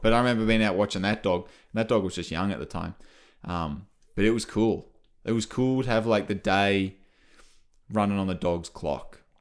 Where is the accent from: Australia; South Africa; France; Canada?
Australia; moved away; I come from Australia